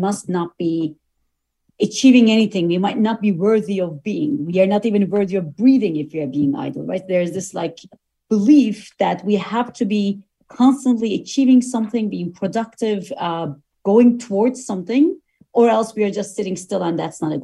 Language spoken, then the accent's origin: English; Turkey; now in United States; I go to Turkey often because I am originally from Turkey